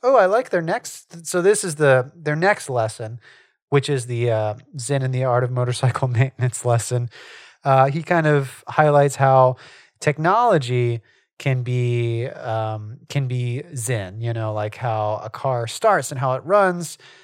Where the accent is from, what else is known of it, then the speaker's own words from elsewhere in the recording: Southwest Louisiana, United States; Charles and I live in Louisiana. We grew up in Southwest Louisiana